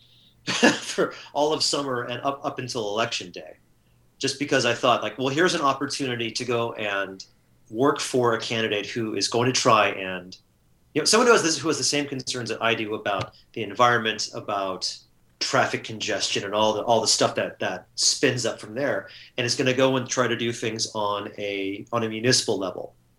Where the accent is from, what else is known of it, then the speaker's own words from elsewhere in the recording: Southern California, United States; moved away as an adult; now in Seattle, United States; I was born and raised and educated in Southern California, and really kind of stayed in the same 20 30 mile radius for most of my life